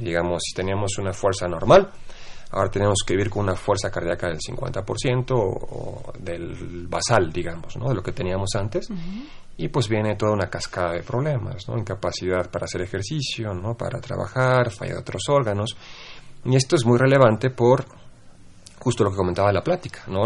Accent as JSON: {"language": "Spanish", "country": "Mexico"}